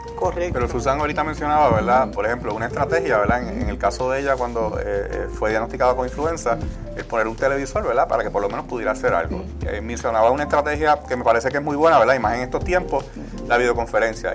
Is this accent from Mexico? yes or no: no; Puerto Rico; nosotros como puertorriqueños